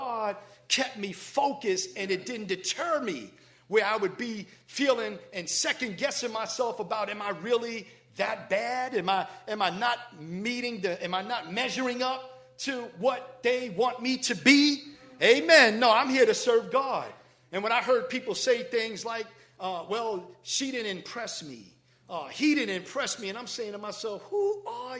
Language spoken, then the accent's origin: English; New York City, New York, United States; moved away; growing up in the Bronx